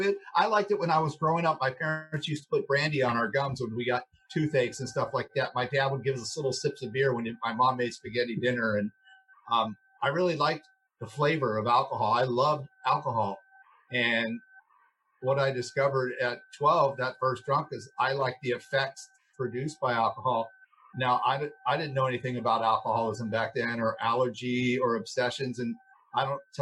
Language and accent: English; Los Angeles, California, United States; I grew up here in Los Angeles. I actually grew up in a motel over on La Cienega Boulevard